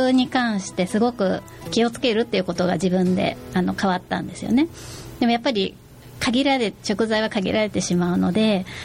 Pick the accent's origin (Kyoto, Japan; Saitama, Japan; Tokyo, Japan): Tokyo, Japan; moved away as an adult; now in Fukuoka, Japan; 私は東京出身なんですよねで、えー、311の後に福岡に越してきたんですけれども